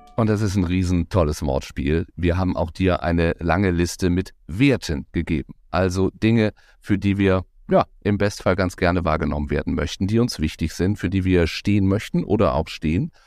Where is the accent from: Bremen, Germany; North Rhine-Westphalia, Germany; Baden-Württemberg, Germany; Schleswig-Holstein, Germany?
Baden-Württemberg, Germany; Baden-Baden; Ich bin in Baden-Baden geboren